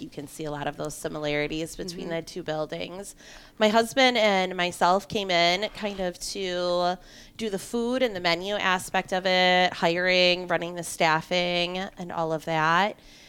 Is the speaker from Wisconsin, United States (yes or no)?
yes; Partyville, Wisconsin, United States; We're originally from Partyville, Wisconsin, which is a very small town. It's kind of in between Madison and the Dells.